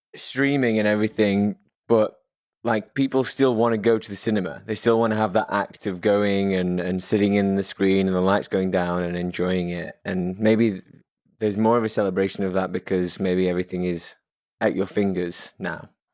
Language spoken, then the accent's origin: English; England, United Kingdom; I'm English